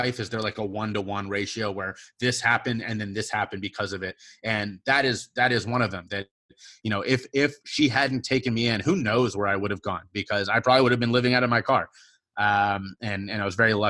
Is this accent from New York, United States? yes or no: no; Cincinnati, Ohio, United States; moved away as an adult; now in South Carolina, United States; I grew up in Cincinnati, I was born and raised there